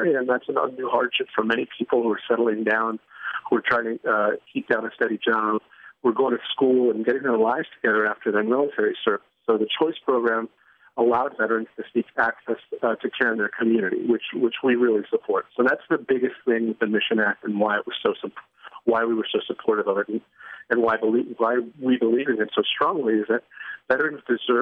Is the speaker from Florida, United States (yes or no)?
yes; Florida, United States; my home state of Florida